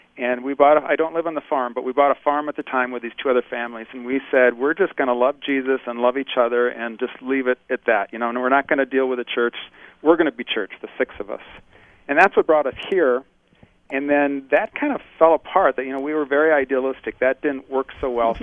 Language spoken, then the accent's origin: English; Bloomington, Minnesota, United States; moved away as an adult; now in Menominee, United States; I grew up in Bloomington, Minnesota, and that's oh. spent all my early years there